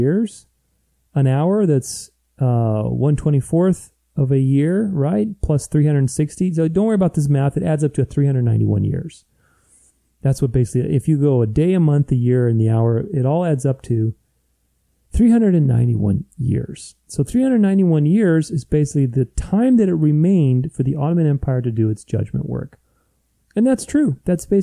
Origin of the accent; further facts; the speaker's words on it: Romania; moved away; I grew up in Romania. I mean, I was born there